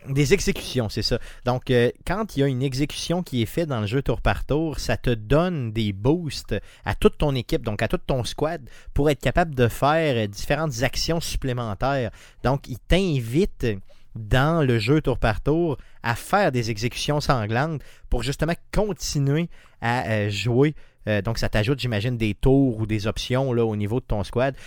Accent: Quebec, Canada; je viens d'une petite communauté de Québec quand même, vraiment dans le bas, collée sur le fleuve

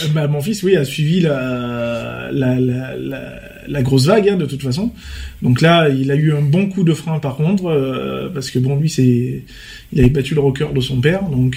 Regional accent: Vaucluse, Provence-Alpes-Côte d'Azur, France; on est majoritairement tous des Vauclusiens

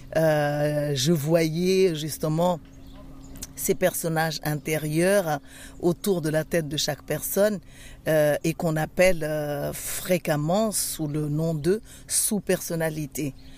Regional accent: Madagascar; Je suis originaire de Madagascar

